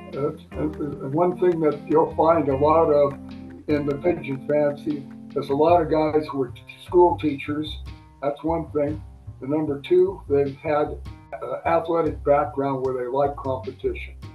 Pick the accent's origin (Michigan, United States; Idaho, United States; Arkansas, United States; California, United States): California, United States; Burbank; I was very fortunate to grow up in Southern California where there were lots of outstanding pigeon breeders that lived very close to where I grew up in Burbank, uh, California.